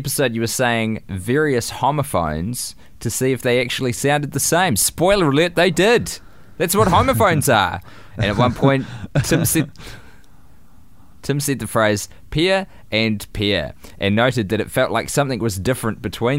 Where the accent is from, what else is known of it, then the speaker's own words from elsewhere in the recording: New Zealand; I tried to sub in H's, but I'm a Kiwi, obviously it's hard.